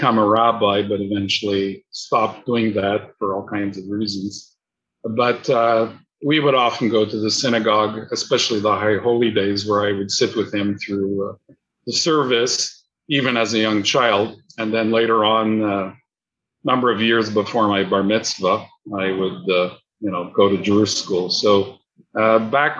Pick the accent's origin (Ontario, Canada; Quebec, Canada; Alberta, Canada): Quebec, Canada; Montreal; I was born in Montreal in 1947